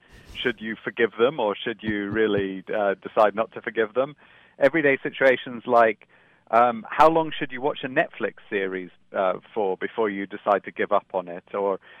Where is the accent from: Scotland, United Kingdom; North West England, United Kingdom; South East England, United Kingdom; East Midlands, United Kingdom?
Scotland, United Kingdom; also born or lived in London; I was born in London, but I grew up in Scotland, so I've kind of moved around everywhere.